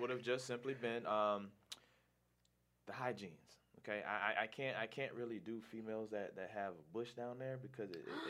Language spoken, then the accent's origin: English; South Florida, United States; I'm from South Florida